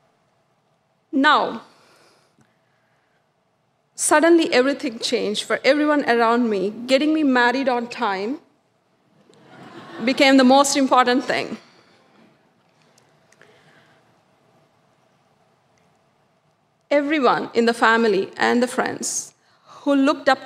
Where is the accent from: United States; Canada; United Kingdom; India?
India; South India; Growing up in the South Indian culture